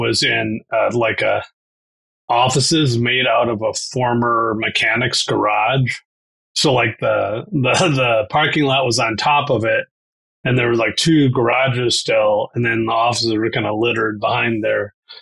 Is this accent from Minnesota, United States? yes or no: no; Wisconsin, United States; moved away as an adult; also born or lived in Louisiana; I grew up in Wisconsin